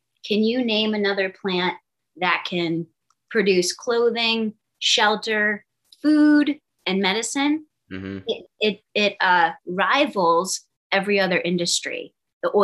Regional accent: Boston, Massachusetts, United States; moved away; I'm from the East Coast, I'm from Boston

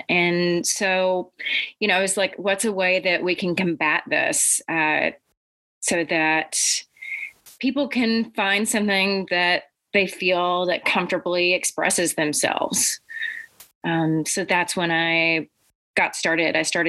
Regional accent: Arkansas, United States; also born or lived in Egypt / Vermont; So I grew up in Arkansas, Egypt, and Vermont. I still have family in all of those homes.

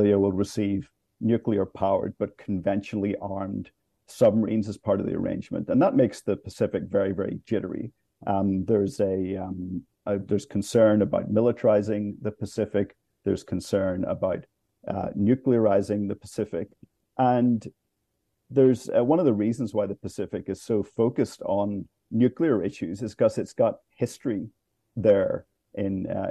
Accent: Ireland; now in Washington, D.C., United States; I'm from Ireland originally

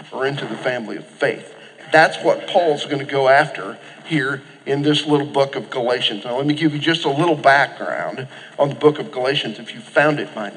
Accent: Oklahoma, United States; I grew up in Oklahoma

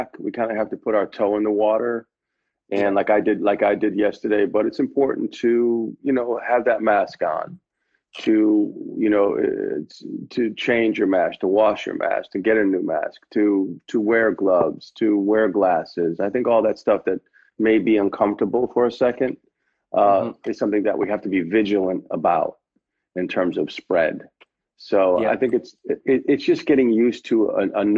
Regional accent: Connecticut, United States; moved away; also born or lived in New York; I grew up in Connecticut with my grandmother

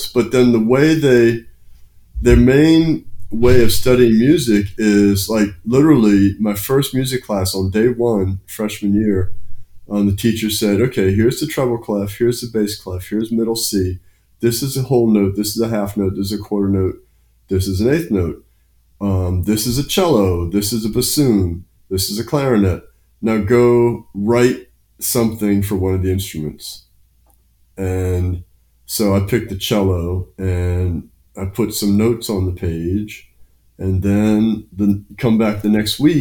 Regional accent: Annapolis, Maryland, United States; also born or lived in Chicago, Illinois; now in New Orleans, United States; I grew up in Annapolis, Maryland

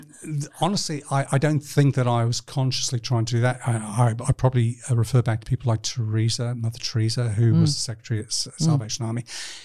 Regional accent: Libya; born there; also born or lived in New Zealand / United Kingdom; I was born in Libya, North Africa, not the best country to be associated with.

